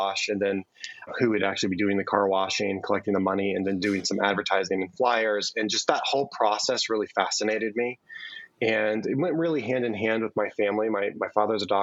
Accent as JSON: {"language": "English", "town": "Bethlehem", "region": "Pennsylvania", "country": "United States", "tie": "born or raised there", "lives_now": "State College, United States", "said": "I grew up in the Bethlehem area in Pennsylvania"}